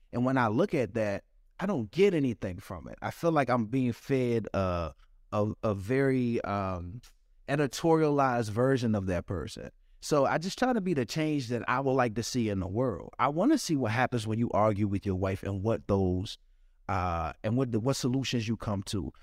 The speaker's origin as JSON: {"language": "English", "town": "Washington", "region": "District of Columbia", "country": "United States", "tie": "born or raised there", "said": "I grew up in Washington, D C. I grew up in Southeast"}